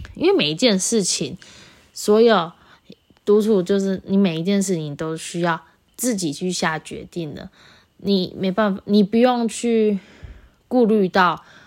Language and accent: Chinese; Taichung, Taiwan; 我是台中人，所以高中的时候很常，很常搭公车